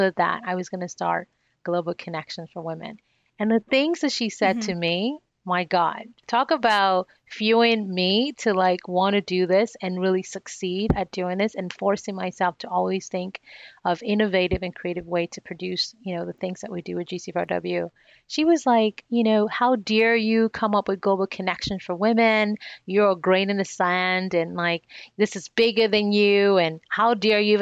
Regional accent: Nigeria; one of the challenges that I faced as a young child growing up in Nigeria, where I was born

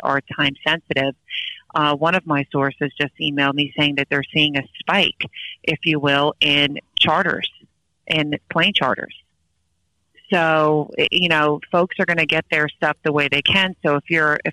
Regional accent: Long Island, New York, United States; Ever since I was a little kid, I grew up on Long Island.

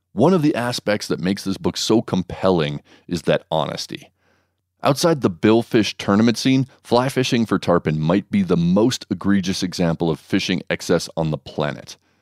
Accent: Hawaii, United States; my home state

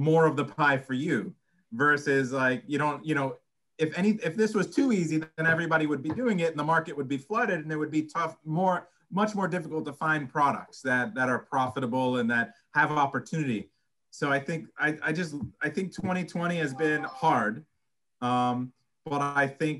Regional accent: United States

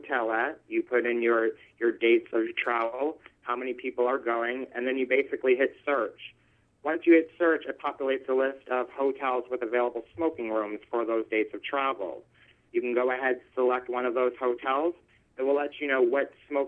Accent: Manchester, New Hampshire, United States; moved away as an adult; now in Lake Forest, United States; I was actually born and raised in Manchester, New Hampshire

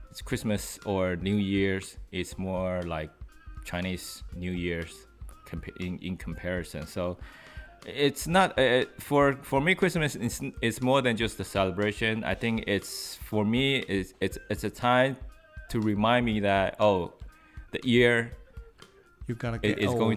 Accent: New York, United States; because I came from New York

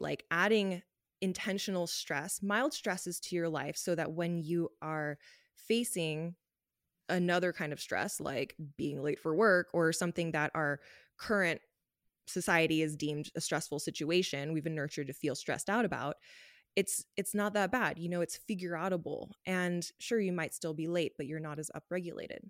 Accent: Los Angeles, California, United States; moved away as an adult; now in Canada; I grew up in Los Angeles

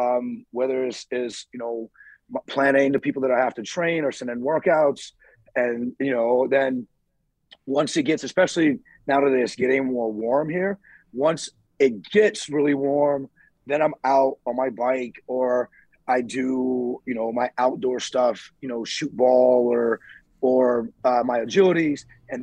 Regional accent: Southern United States, United States; I mean, I grew up in the South eating chitlins and pig

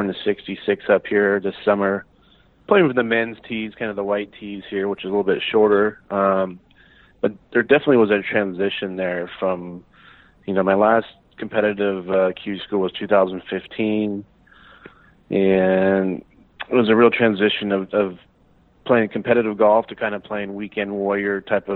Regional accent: Eugene, Oregon, United States; now in Scottsdale, United States; I grew up in Eugene, Oregon

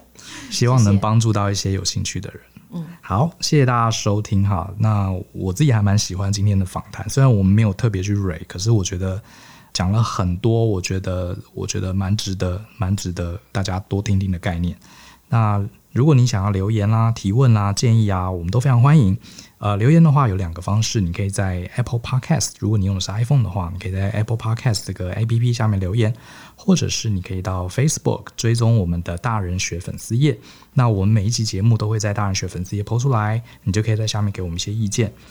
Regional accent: Taiwan; born there; 而且我常跟同学讲，我们生在台湾啊，其实真的还蛮 lucky 的

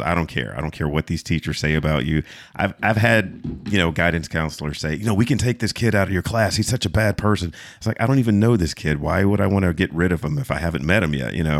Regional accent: Fayetteville, North Carolina, United States; I was, uh, raised in a military town. Fayetteville is, is military

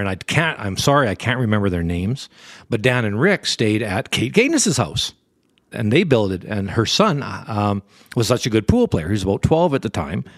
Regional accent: Canada; I'm from Canada

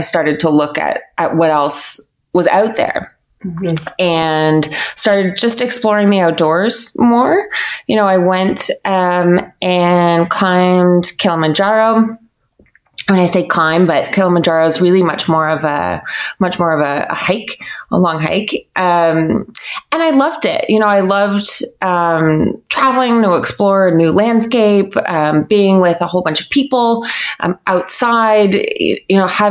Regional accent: Canada; I grew up in Canada, a pretty privileged, normal life

